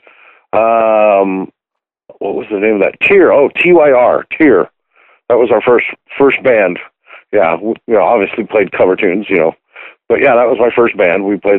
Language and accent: English; Aberdeen, Washington, United States; I grew up in Aberdeen, Washington, where I'm actually staying right now. I'm renovating the house I grew up in, actually, at the moment.